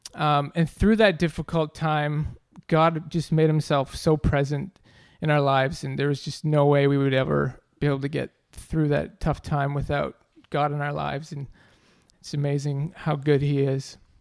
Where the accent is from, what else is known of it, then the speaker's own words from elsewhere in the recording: Ontario, Canada; moved away; I grew up in Ontario, Canada